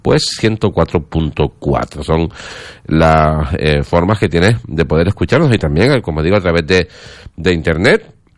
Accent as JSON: {"language": "Spanish", "town": "Santa Brígida", "region": "Canary Islands", "country": "Spain", "said": "yo también soy de Santa Brígida, yo también soy santauteño"}